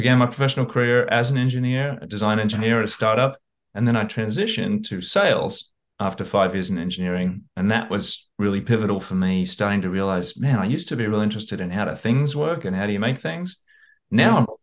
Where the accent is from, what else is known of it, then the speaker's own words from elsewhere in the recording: Australia; moved away as an adult; also born or lived in Houston, Texas, United States; now in United States; I grew up in Australia, but I happened to be born in America. I was born in Houston